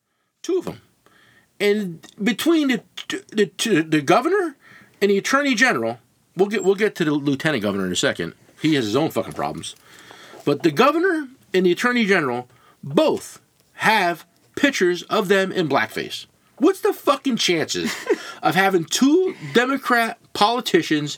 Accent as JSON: {"language": "English", "region": "New Jersey", "country": "United States", "tie": "born or raised there", "said": "I grew up in New Jersey. I'm 53 years old. And I grew up in New Jersey."}